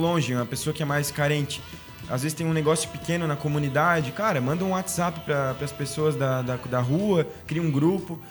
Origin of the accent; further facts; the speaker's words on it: Balneário, Santa Catarina, Brazil; A gente que é de balneário tem nosso dialeto próprio